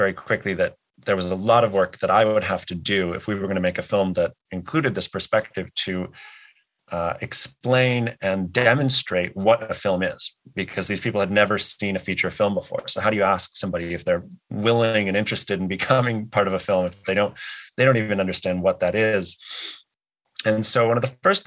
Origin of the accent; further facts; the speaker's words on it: United States; I'm American, I'm white, I'm not Indigenous